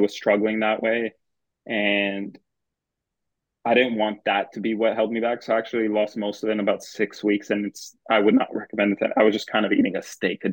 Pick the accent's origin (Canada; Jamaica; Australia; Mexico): Canada; Thornhill, Ontario; where I grew up in Thornhill.